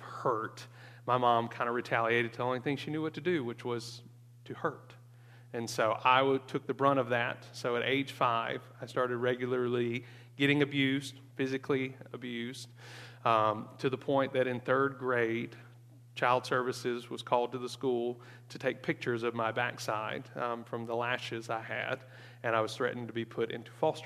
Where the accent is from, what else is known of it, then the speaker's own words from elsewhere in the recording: Mississippi, United States; Born and raised in Mississippi, grew up in the shadow of my grandfather